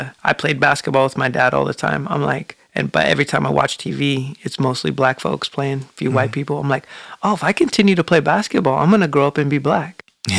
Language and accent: English; Portland, Oregon, United States; I grew up in Portland.